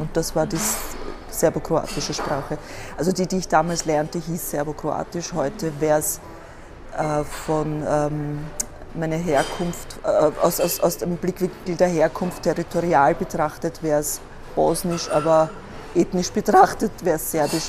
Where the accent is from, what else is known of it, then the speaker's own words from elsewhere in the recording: Korneuburg, Lower Austria, Austria; moved away as an adult; also born or lived in Vienna, Austria; now in Berlin, Germany; ich bin leider in Korneuburg geboren und nicht in Wien